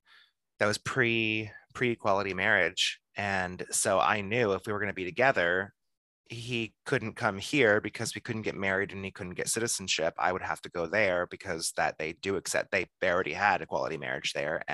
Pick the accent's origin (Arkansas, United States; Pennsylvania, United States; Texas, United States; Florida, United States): Texas, United States; I have to get through Texas summer because that's where I grew up.